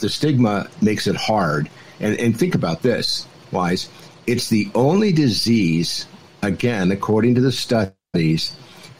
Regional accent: California, United States; I'm from California

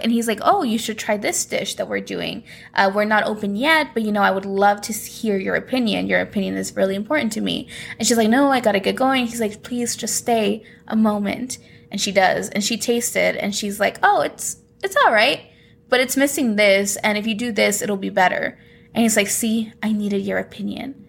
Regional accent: Guerrero, Mexico; my home state of Guerrero

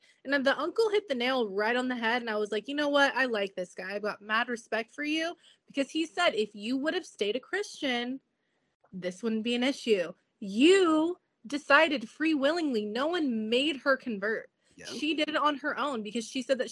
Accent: California, United States; also born or lived in Los Angeles; I'm from California and I am in San Diego

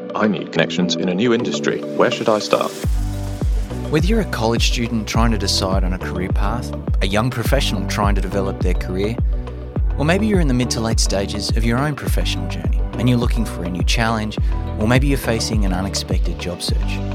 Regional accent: Australia; moved away as an adult; also born or lived in London; I'm from Australia

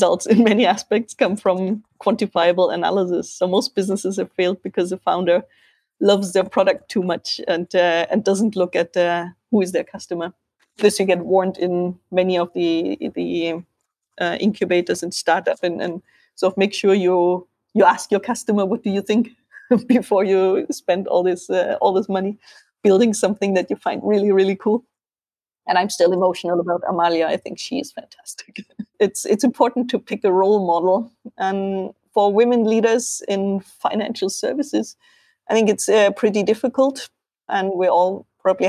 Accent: Germany

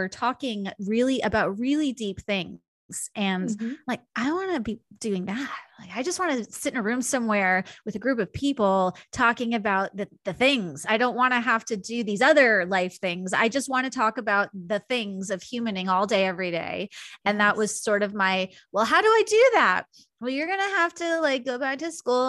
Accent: Long Island, New York, United States; I grew up in New York in a pretty, you know, like stereotypically Long Island Jewish family

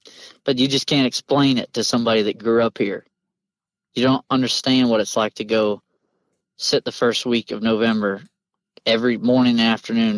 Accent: the South, United States; I feel like growing up in the South, I wouldn't say it's a prideful thing, but it may just be like a confidence that's instilled in even younger people.

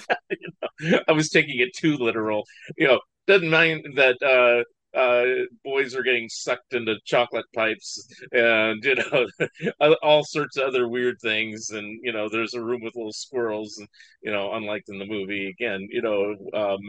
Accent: San Francisco Bay Area, California, United States; I grew up in the San Francisco Bay Area, which is like movie capital

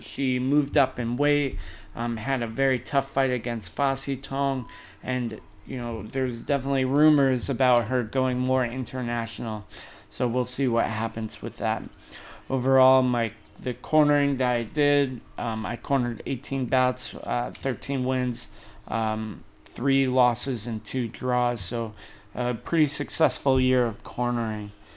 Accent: United States; now in Thailand; my home country of the US

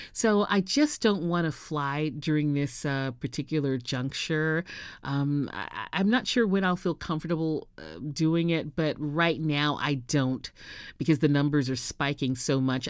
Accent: Houston, Texas, United States; moved away as an adult; also born or lived in New York City / Los Angeles / San Diego; now in Southern California, United States; went to Texas Southern University in my hometown of Houston

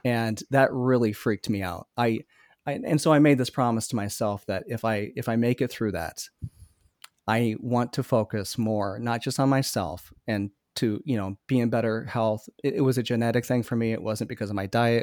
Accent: Iowa, United States; now in Minnesota, United States; growing up in Iowa

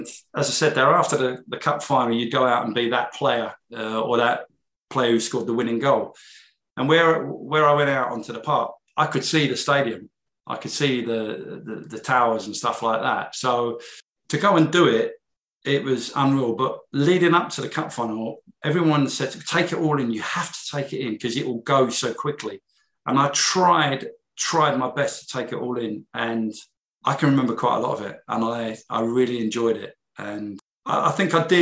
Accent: Wembley, London, United Kingdom; also born or lived in Kingsbury; I grew up in Wembley. I was born in Kingsbury

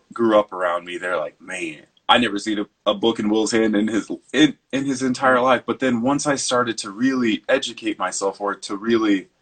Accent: Lyman, Nebraska, United States; also born or lived in Scottsbluff, Nebraska / Chico, California; I was born in Scotts Bluff, Nebraska, but they moved to Lyman, Nebraska.

